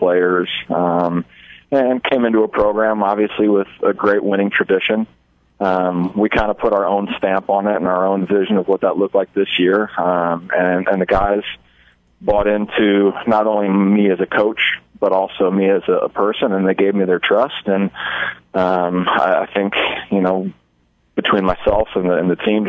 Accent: Omaha, Nebraska, United States; now in Hastings, United States; I'm from Omaha, Nebraska

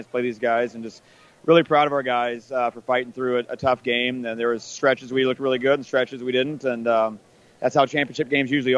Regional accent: Orleans, Nebraska, United States; I'm a small school kid. I was from Orleans

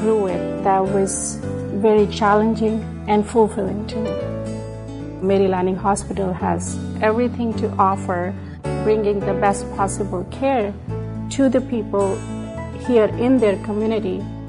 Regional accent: India; I grew up in India and then did residency in 3 different countries.

